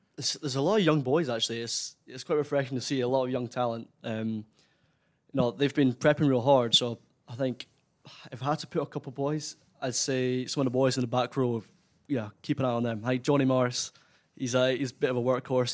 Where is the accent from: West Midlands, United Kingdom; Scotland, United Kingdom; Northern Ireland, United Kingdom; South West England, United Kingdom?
Scotland, United Kingdom; Kinross; my hometown, Kinross